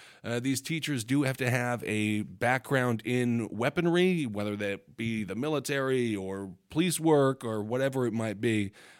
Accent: Montana, United States; For example, in my home state of Montana, Medicaid no longer covers mental health services not provided by a licensed provider

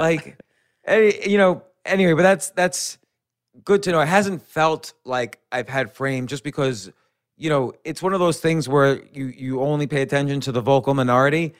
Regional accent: New York City, New York, United States; I was born in Manhattan, raised right around Manhattan, and I've been in Manhattan and New York City my entire adult life.

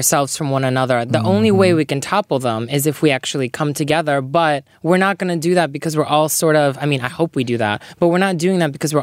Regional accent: Midwest, United States; moved away; I'm from the Midwest and I'll never go back there

